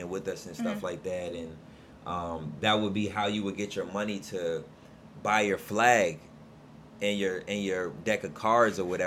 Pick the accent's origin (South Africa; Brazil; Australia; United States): United States; Alexandria, Virginia; also born or lived in Nottoway County, Virginia; I grew up in Alexandria and was there until I was about 14 years old